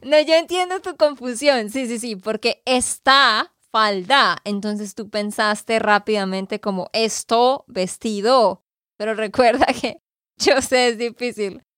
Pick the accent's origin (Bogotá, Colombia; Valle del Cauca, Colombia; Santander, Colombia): Santander, Colombia; de Santander, Colombia